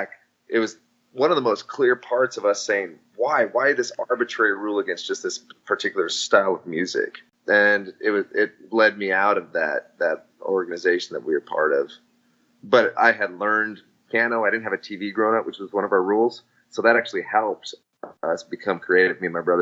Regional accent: Nebraska, United States; I grew up in Nebraska.

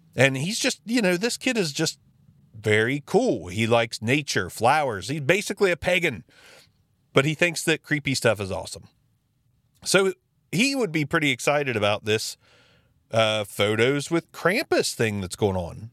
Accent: Jackson, Ohio, United States; my hometown, Jackson City Library. It is one of the most fantastic resources we have in the small town of Jackson, Ohio

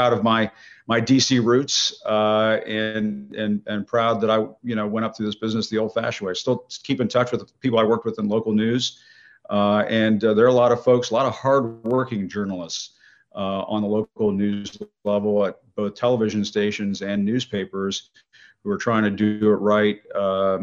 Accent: just outside Washington, D.C., Northern Virginia, United States; also born or lived in Knoxville, Tennessee / Dallas, Texas / Chicago / New York; I was actually born and raised in the Washington, D.C. area. So grew up just outside Washington in Virginia.

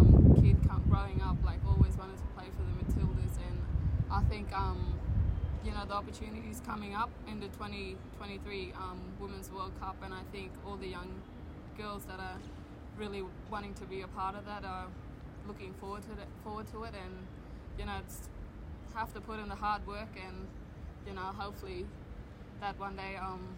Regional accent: Borroloola, Northern Territory, Australia; I'm originally from Northern Territory, a small remote community called Borroloola. It's like 12 hours drive out of Darwin.

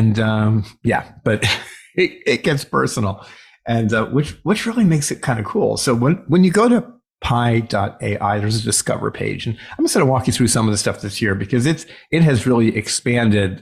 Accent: Chicago, Illinois, United States; here in my hometown of Chicago.

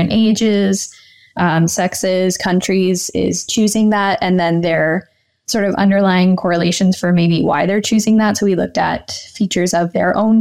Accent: Pickering, Ontario, Canada; also born or lived in Guelph, Ontario / Toronto, Ontario; So I grew up in Pickering, Ontario, just outside of Toronto.

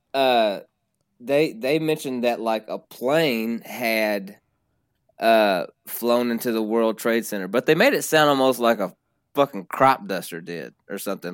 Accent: Princeton, Kentucky, United States; accent: twang; I'm from a small town called Princeton in, uh, the west side of the state of Kentucky

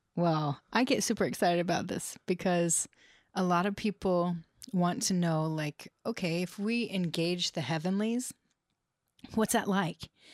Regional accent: United States; growing up in the United States

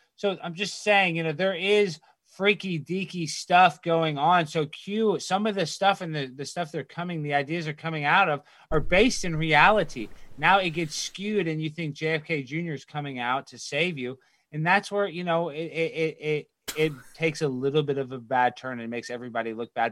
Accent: Dallas, Texas, United States; I grew up in Dallas, Texas.

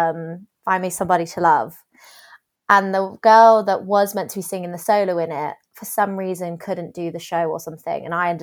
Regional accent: South West England, United Kingdom; because I'm from Dorset

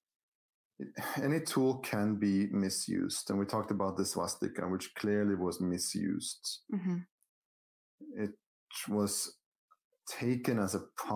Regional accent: Norway; I grew up in Norway

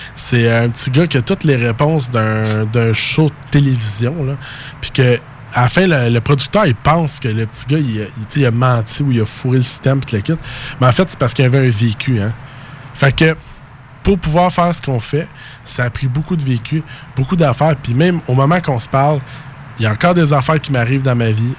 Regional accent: Saint-Jean-sur-Richelieu, Quebec, Canada; je viens de Saint-Jean-sur-Richelieu

